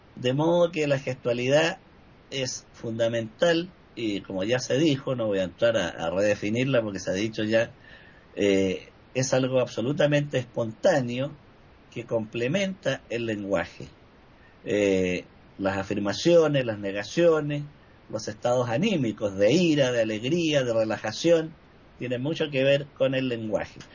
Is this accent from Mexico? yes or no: no; Chile; en mi país